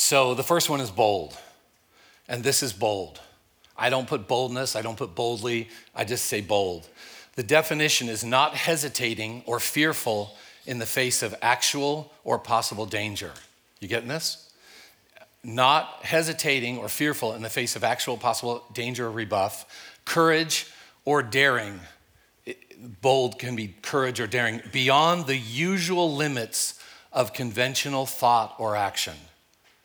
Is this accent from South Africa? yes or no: no; California, United States; also born or lived in Maui, Hawaii / Tulsa, Oklahoma; I'm a Californian.